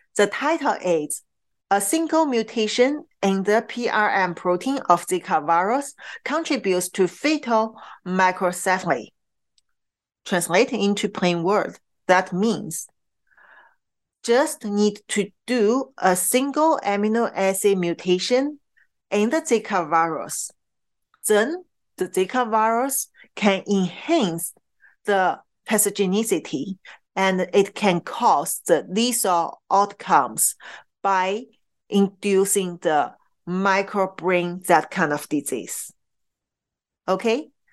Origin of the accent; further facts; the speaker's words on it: Qingdao, Shandong, China; moved away; in Qingdao, my hometown